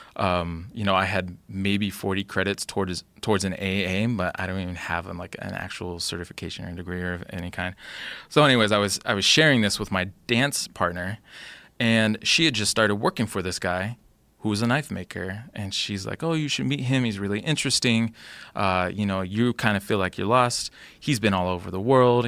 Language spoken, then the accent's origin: English; Olympia, Washington, United States; in my hometown of Olympia